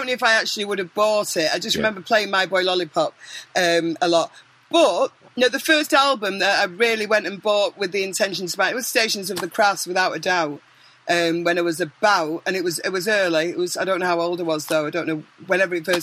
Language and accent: English; Manchester, North West England, United Kingdom; I am from Manchester